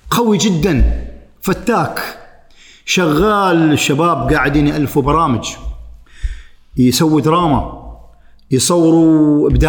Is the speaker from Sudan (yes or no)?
no; Oman; انا عماني رايح هناك تراني انا العماني